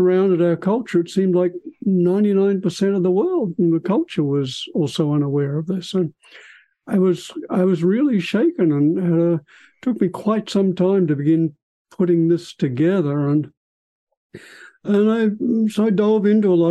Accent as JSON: {"language": "English", "country": "Australia", "tie": "born or raised there", "moved": "as an adult", "lives_now": "California, United States", "said": "I was born in Australia, went through my medical school and scientific training there, came to California to Stanford to do my psychiatry training"}